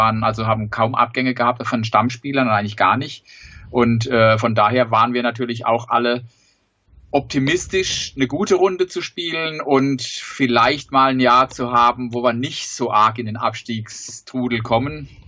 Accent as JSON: {"language": "German", "town": "Sandhausen", "region": "Baden-Württemberg", "country": "Germany", "said": "ich komme aus Sandhausen, wohne, wohne in Sandhausen, von daher ergibt sich das fast von alleine. Der SV Sandhausen ist mein Heimatverein, da war ich schon als kleiner Junge unterwegs."}